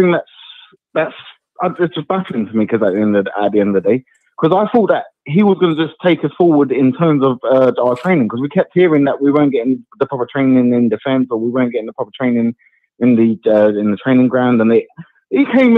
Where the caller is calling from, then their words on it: Epsom, South East England, United Kingdom; moved away; I'm calling from Epsom, mate.